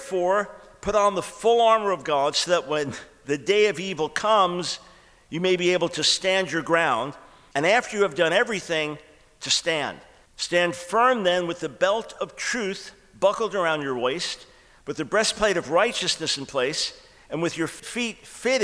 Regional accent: New York, United States; moved away; I'm from New York originally

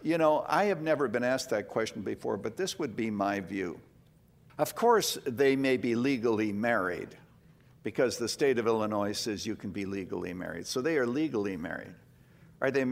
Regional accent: Canada; now in United States; I was born in Canada

